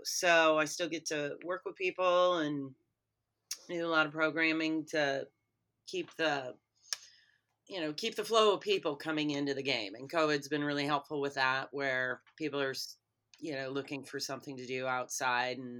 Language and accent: English; Minnesota, United States; I'm actually from Minnesota